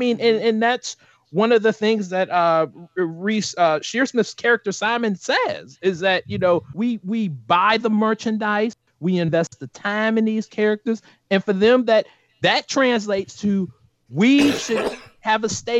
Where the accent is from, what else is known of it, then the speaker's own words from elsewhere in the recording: United States; as an American